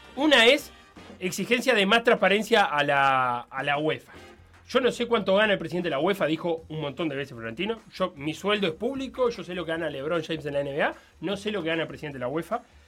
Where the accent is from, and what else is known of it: Uruguay